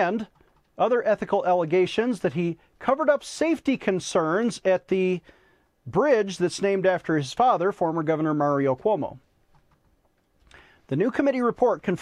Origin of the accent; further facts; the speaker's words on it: Buffalo, New York, United States; moved away as an adult; I grew up in Buffalo, as you may know, lifelong Bills and Sabres fan